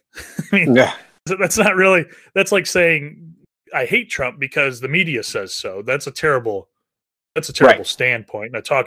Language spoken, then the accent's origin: English; Northeast Indiana, United States; I grew up in Northeast Indiana